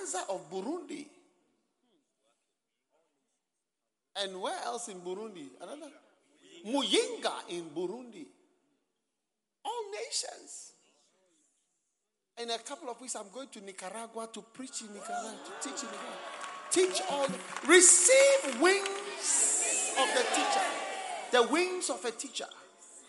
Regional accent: Ghana; accent: Ghanaian; my Ghanaian accent

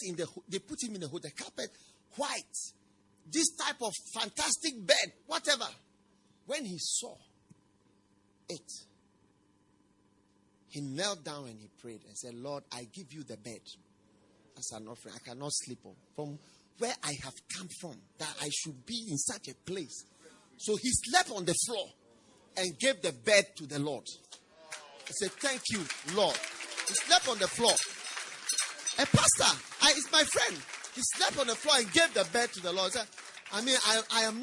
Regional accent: Accra, Greater Accra, Ghana; Where I grew up in Accra, in the city of Accra, I grew up on the Porsche side.

